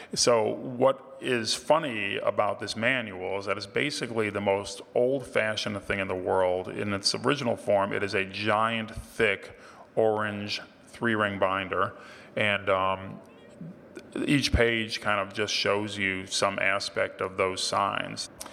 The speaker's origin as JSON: {"language": "English", "region": "Ohio", "country": "United States", "tie": "born or raised there", "said": "my home state of Ohio"}